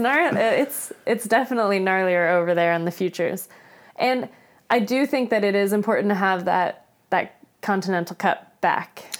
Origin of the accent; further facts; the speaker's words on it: Florida, United States; I grew up in Florida where it's, you know, flat